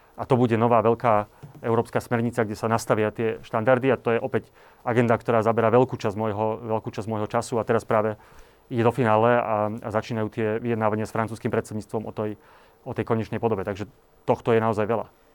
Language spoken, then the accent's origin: Slovak; Slovakia